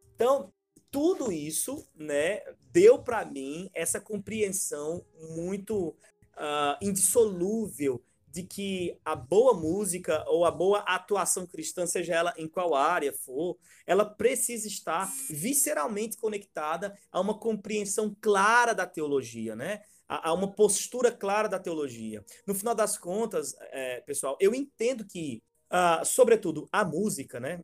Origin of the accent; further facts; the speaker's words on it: Northeast Region, Brazil; minha terra rachada do Nordeste aqui